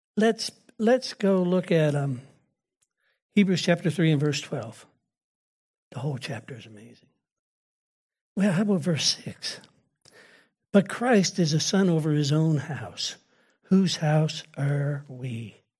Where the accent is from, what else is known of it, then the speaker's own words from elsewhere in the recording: United States; I'm an American